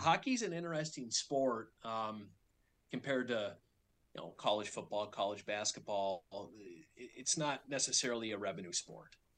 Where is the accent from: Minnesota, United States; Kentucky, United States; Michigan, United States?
Minnesota, United States; moved away as an adult; I grew up in Minnesota, which is the hockey hotbed